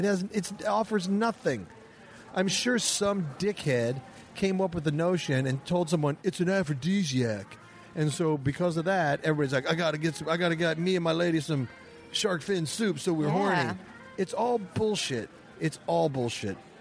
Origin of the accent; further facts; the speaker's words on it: Midwest, United States; I'm from the Midwest.